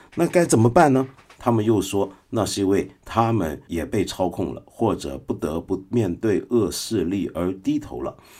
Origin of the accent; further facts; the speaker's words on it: Guangdong, China; 我们广东人